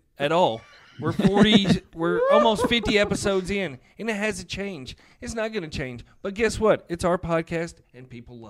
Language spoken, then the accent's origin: English; Boston, Massachusetts, United States; accent: Boston; my Boston accent.